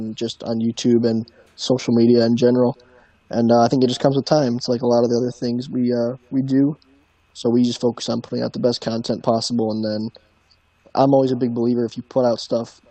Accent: Michigan, United States; We both, we grew up fans of, you know, rival colleges. You grew up a huge Michigan fan, Michigan family. I live across the street from them, and we're big Michigan State people, so we're from Michigan

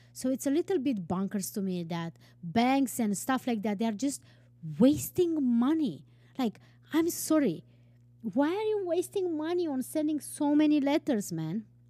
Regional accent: Transylvania, Romania; moved away as an adult; also born or lived in Turkey / Tunisia / Denmark / Iceland; now in New York, United States; I have been born and raised in Transylvania, Romania.

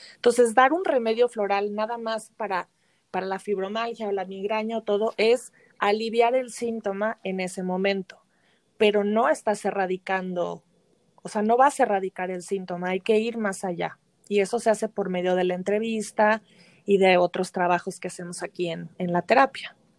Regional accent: Mexico City, Mexico; moved away as an adult; also born or lived in Xalapa; yo soy de la Ciudad de México

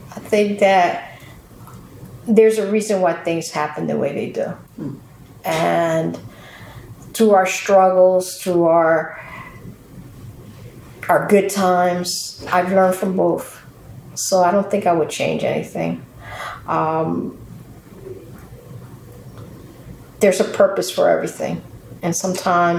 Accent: Camden, New Jersey, United States; I'm from Camden. I grew up here in the city. I went to school here in the city

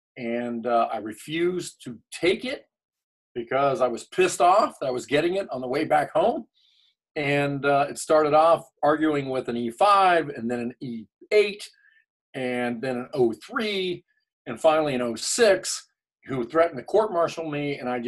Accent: Southern California, United States; moved away as an adult; now in Chapel Hill, United States; I'm originally from Southern California, but I applied to law schools in the South, and I was lucky enough to get a full scholarship here at UNC Chapel Hill.

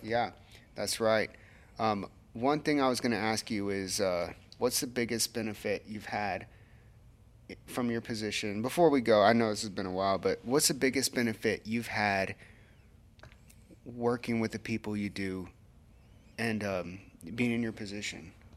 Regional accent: Corpus Christi, Texas, United States; now in Kerrville, United States; I wasn't born here. I was born in Corpus and then, you know, we found our way over here.

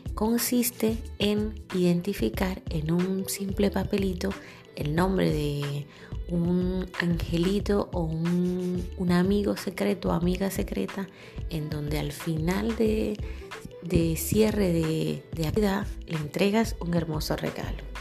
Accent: Santiago de los Caballeros, Santiago, Dominican Republic; de la zona norte de donde soy yo, de Santiago

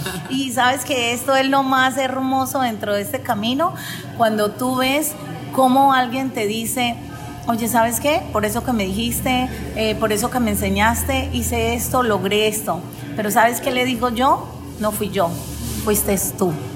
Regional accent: Colombia; yo soy colombiana

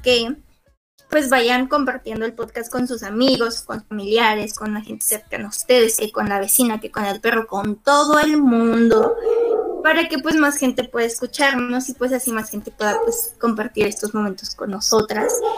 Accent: Mexico

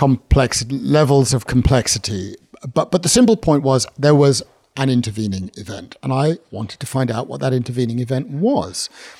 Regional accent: London, United Kingdom; I'm invited to do sort of guest sermons, this sort of North London Jewish guy.

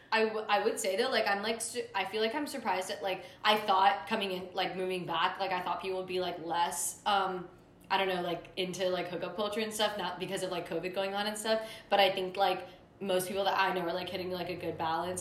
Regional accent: San Jose, California, United States

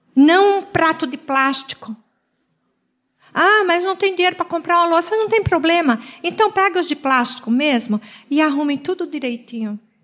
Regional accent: Sergipe, Brazil; now in Joinville, Brazil; como um bom nordestino, porque eu sou lá do Nordeste, tanto eu quanto o Maírto somos de Sergipe. Nós estamos há 43 anos em Joinville

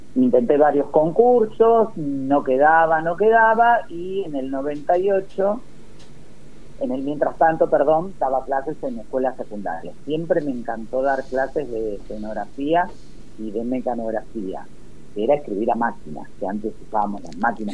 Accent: Berazategui, Buenos Aires Province, Argentina; yo soy de Verazategui, zona sur de la provincia de Buenos Aires

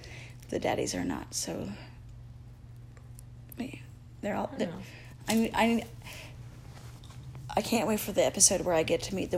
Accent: Canada; I'm from Canada

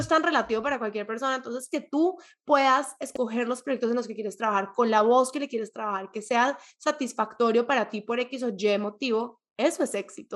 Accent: Colombia; soy colombiana o que soy latina

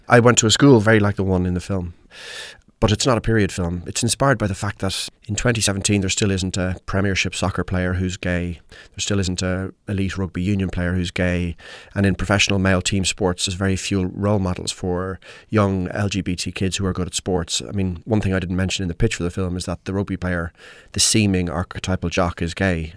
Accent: Ireland; I'm Irish

